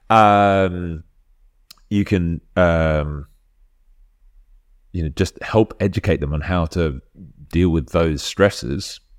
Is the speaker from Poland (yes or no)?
yes; Poland; English is a second language; I grew up in Poland, so I definitely used to play around in sandpits